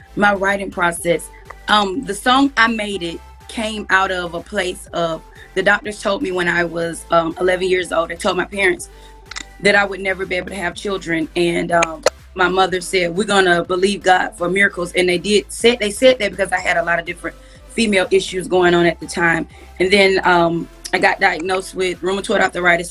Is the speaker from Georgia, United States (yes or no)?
yes; Atlanta, Georgia, United States; I grew up in Atlanta, Georgia